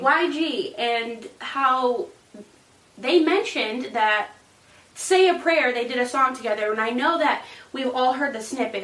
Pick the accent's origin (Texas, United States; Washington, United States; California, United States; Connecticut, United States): Connecticut, United States; I'm from Connecticut